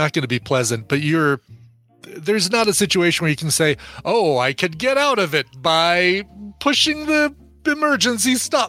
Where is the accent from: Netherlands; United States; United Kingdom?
United Kingdom; Good luck. I'm British.